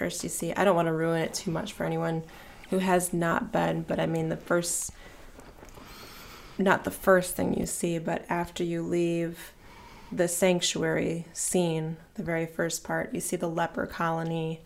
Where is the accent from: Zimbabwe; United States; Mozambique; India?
United States; Ohio; born or raised there; moved away